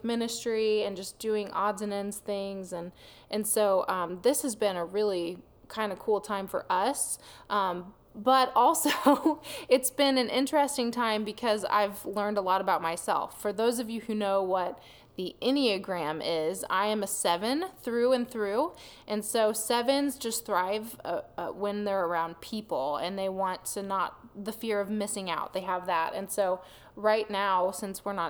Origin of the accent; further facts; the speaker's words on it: Eugene, Missouri, United States; moved away as an adult; also born or lived in Warrensburg, Missouri; now in Texas, United States; I was born and raised in Eugene, Missouri